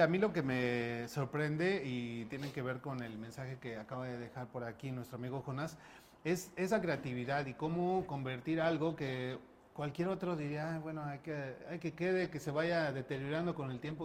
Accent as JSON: {"language": "Spanish", "country": "Mexico", "said": "como mexicano, pretexto no nos hacen"}